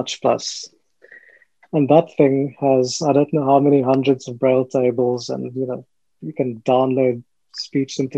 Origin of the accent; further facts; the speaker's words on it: England, United Kingdom; I'm from England, I know a little bit of German